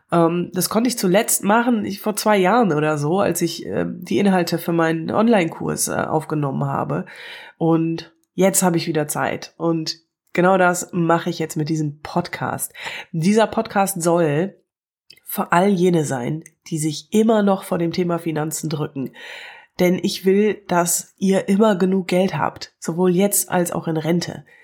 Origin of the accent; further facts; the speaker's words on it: Wuppertal, North Rhine-Westphalia, Germany; now in Cologne, Germany; ich komme aus Wuppertal, lebe aber in Köln, ganz in der Nähe vom Rhein und das ist großartig.